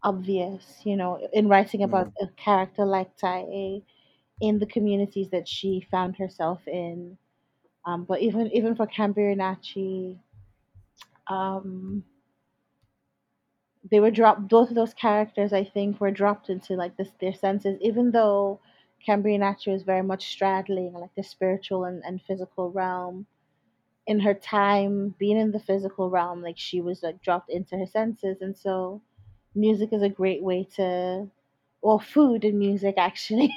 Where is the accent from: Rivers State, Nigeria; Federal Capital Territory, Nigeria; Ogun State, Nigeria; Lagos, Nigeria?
Lagos, Nigeria; moved away; I grew up in Lagos, and it genuinely is like a city of contradictions.